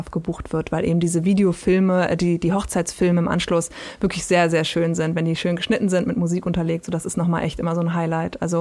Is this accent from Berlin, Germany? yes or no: yes; Berlin, Germany; Ich Hoch bin Berlinerin, Currywurst natürlich.